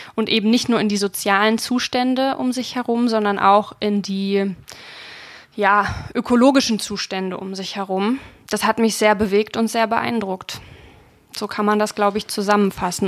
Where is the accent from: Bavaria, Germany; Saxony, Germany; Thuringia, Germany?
Thuringia, Germany; Ilmenau; von Ilmenau, das wo ich geboren bin